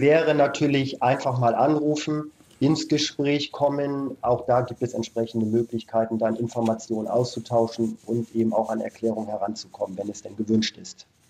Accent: Lower Saxony, Germany; Als Niedersachse

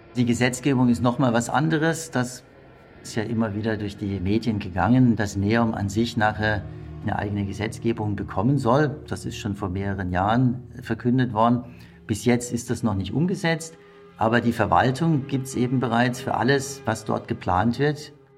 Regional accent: Germany; bei uns in Deutschland

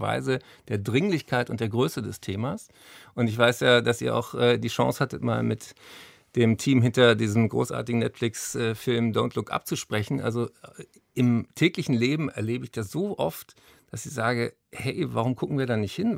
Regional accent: Berlin, Germany; ich bin ja hier in Berlin zur Schule gegangen

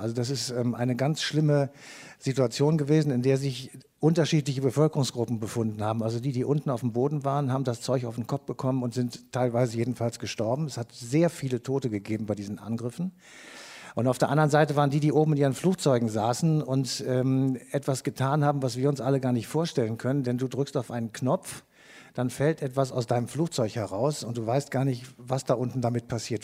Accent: Cologne, North Rhine-Westphalia, Germany; wir kommen aus Köln

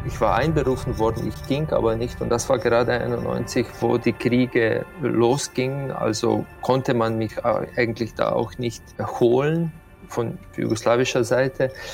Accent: Slovenia; Dort, wo ich aufgewachsen bin, das ist ein Hügelland und ich bin auf einem Hügel wortwörtlich aufgewachsen

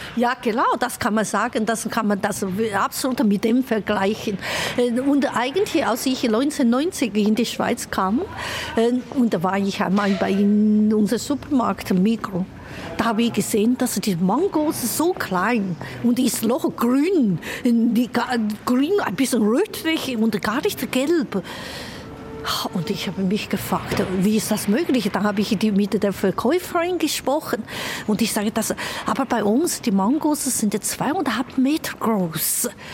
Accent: Chongqing, China; German is a second language; moved away as an adult; now in Zürich, Switzerland; damals in Chongqing und in meiner Heimat

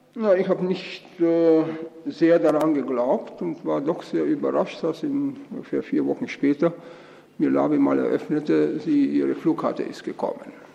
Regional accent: Austria; moved away; also born or lived in East Germany; ich bin eben Österreicher von Geburt und Erziehung

